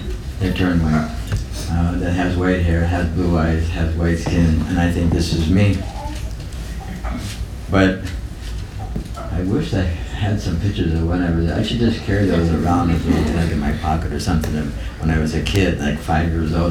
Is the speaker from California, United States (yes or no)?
no; North Dakota, United States; I'm 66 years old with white hair and blue eyes and born in North Dakota